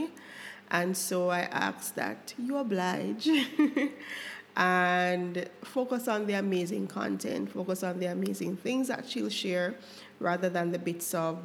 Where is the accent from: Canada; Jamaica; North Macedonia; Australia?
Jamaica; my home country, Jamaica